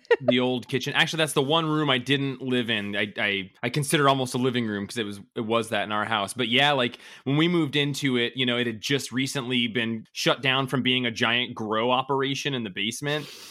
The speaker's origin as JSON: {"language": "English", "town": "Colville", "region": "Washington", "country": "United States", "moved": "yes", "lives_now": "Bellingham, United States", "said": "I'm from a really horrible, small, t- like tiny town in Northeast Washington"}